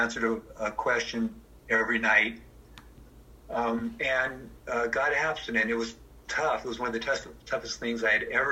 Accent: Seattle, Washington, United States; I'm actually sitting in the house that I grew up in Seattle

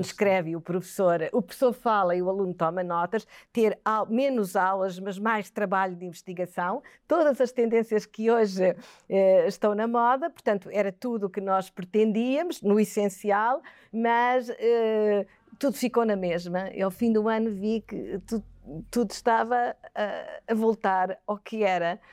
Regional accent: Quelimane, Zambezia, Mozambique; also born or lived in Aveiro, Portugal; now in Portugal; Eu nasci em África, em Moçambique, como disse, em Climane, uma cidade eh, centro-norte de, de, Moçambique

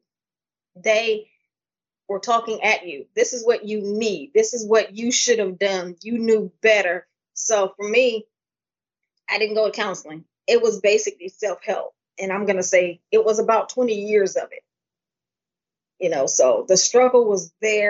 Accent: Pontiac, Michigan, United States; I was born in Pontiac, Michigan. I lived with basically my father. He raised me as my mom.

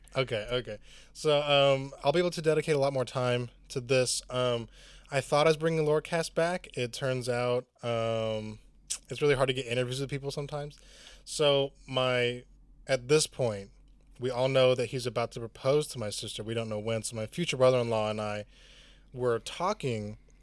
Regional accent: Chattanooga, Tennessee, United States; no one comes to my hometown

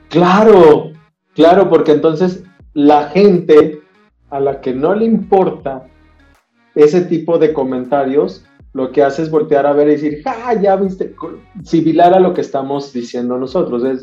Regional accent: northern Mexico, Mexico; soy norteño

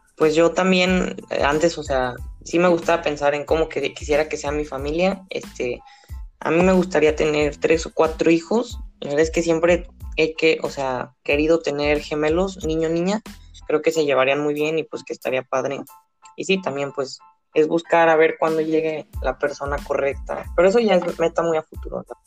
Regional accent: Guadalajara, Jalisco, Mexico; soy de Guadalajara, Jalisco

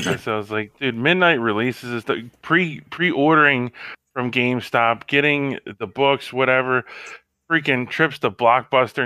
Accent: Baltimore, Maryland, United States; I grew up in Baltimore

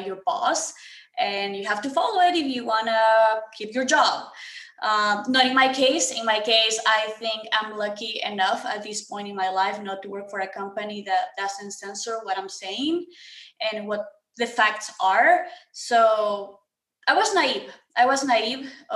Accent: Ecuador; now in United States; I'm next to Colombia. I'm from Ecuador

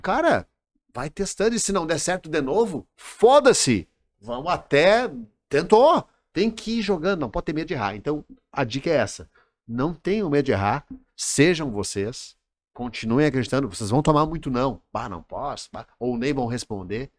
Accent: Rio Grande do Sul, Brazil; now in Santa Catarina, Brazil; eu sou gaúcho

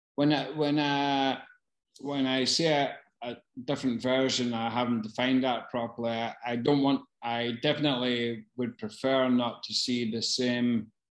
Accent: Glasgow, Scotland, United Kingdom; growing up in Glasgow. I fucking did that.

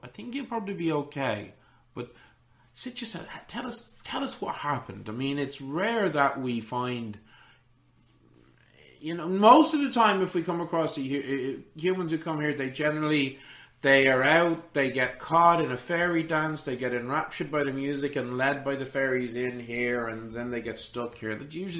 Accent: Orléans, Centre-Val de Loire, France; Well, my sisters and I, I am from Orléans.

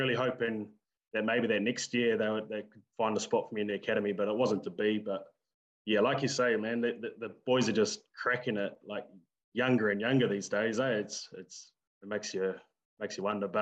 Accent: Lower Hutt, Wellington, New Zealand; I was born and raised in Lower Hutt.

